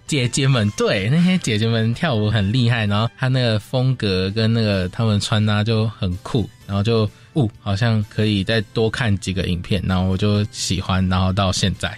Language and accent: Chinese; Taiwan; 我们台湾人